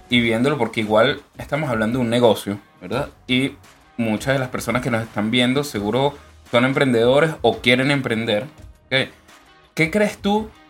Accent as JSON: {"language": "Spanish", "town": "Puerto Cabello", "region": "Carabobo", "country": "Venezuela", "tie": "born or raised there", "moved": "yes", "lives_now": "Concepción, Chile", "said": "yo soy oriundo de Puerto Cabello, Estado Carabobo"}